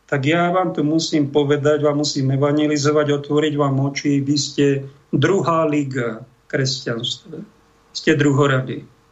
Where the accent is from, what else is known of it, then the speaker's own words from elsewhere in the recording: Slovakia; som Slovák, som katolík